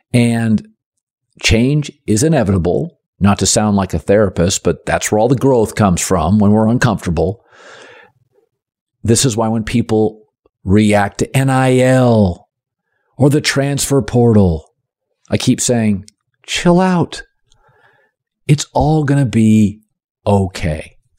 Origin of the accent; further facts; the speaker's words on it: Pacific Northwest, United States; And I grew up in the Pacific Northwest and am a Pac-12 fan